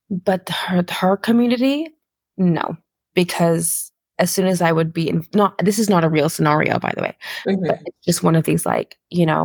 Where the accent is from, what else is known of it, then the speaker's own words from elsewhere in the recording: Qatar; I grew up in Qatar. A lot of my my the ways that I kind of live my life now are very um I think Qatar had a lot of influence on me